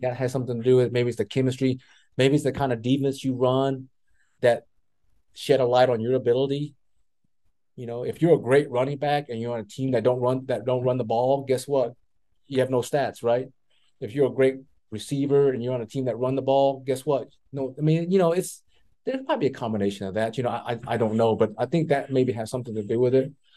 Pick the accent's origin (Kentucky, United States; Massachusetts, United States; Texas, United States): Texas, United States; growing up in Texas, that's always on TV was the Cowboys